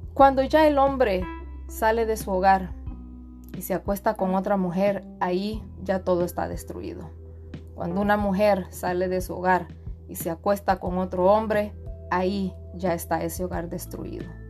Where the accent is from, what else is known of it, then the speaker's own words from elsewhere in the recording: Honduras; soy de Honduras